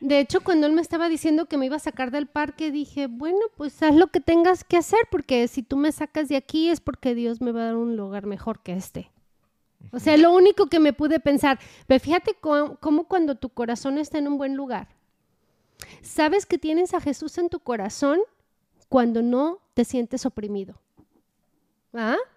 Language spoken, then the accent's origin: Spanish; Mexico; now in United States; yo sea mexicana en, este país y sea inmigrante